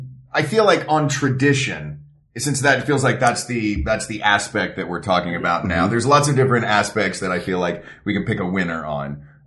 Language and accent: English; Knoxville, Tennessee, United States; Zhubin and I both growing up in Knoxville, and you know, Knoxville is very much a college football town.